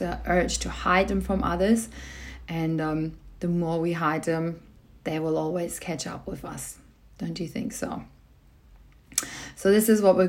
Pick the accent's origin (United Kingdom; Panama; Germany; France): Germany; now in Australia; I was born in Germany. So this is where part of my family is.